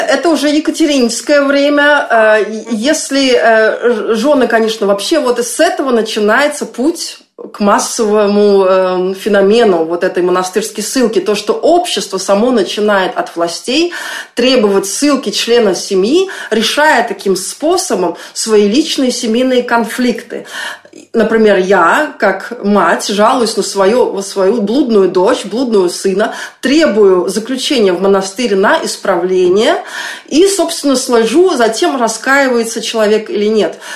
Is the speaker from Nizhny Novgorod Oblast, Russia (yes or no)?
no; Saint Petersburg, Russia; я еще росла в Ленинграде